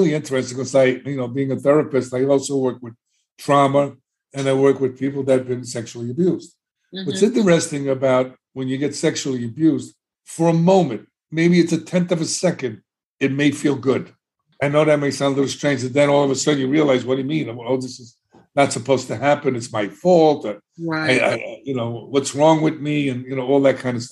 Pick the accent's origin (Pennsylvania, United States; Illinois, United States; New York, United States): New York, United States; New York City; moved away as an adult; now in Florida, United States; I was growing up in the South Bronx, in one of the best neighborhoods